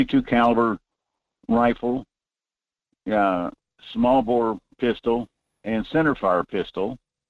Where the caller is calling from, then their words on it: North Pole, Alaska, United States; Good morning, Michael. This is … up in North Pole.